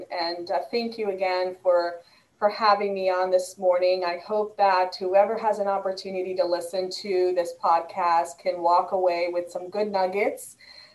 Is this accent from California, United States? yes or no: no; Boston, Massachusetts, United States; moved away; I'm originally from the Northeast and the Boston area. So we get great seafood up there.